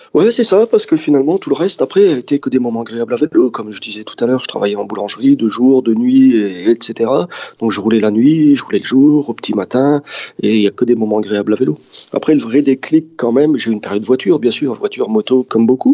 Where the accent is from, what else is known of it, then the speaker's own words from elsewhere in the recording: Dunkirk, Hauts-de-France, France; moved away; J'ai grandi à Dunkerque, ouais. J'ai toujours un, pied là-bas, parce que euh, bah, j'y suis né et puis ça reste ma ville.